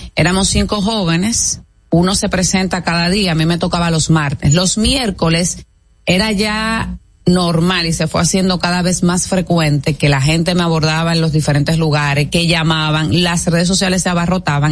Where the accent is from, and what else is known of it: Dominican Republic